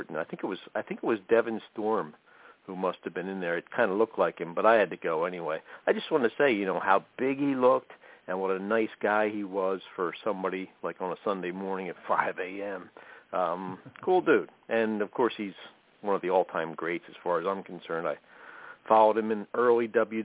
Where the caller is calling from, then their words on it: Coplay, Pennsylvania, United States; I'm calling from Pennsylvania, Copley